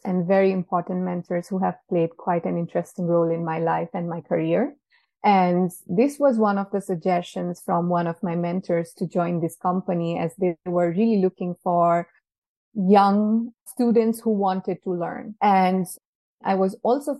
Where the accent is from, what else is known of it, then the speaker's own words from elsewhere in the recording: Nepal; moved away as an adult; now in Switzerland; Originally, I come from Nepal, but I have been in Switzerland for more than 4 years now.